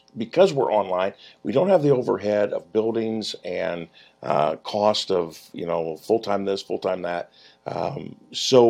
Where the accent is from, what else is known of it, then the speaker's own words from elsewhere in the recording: Mansfield, Ohio, United States; my hometown, Mansfield, Ohio.